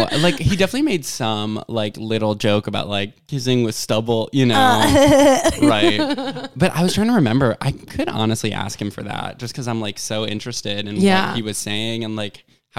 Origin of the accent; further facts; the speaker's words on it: New York, United States; I'm from New York.